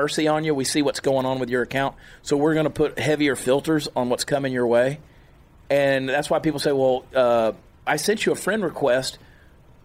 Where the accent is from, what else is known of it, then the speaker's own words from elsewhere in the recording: Augusta, Georgia, United States; moved away; my hometown, Augusta, Georgia.